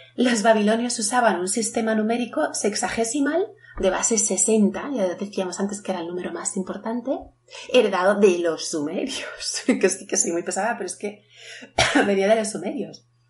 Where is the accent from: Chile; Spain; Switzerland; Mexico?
Spain; yo como soy española digo árbol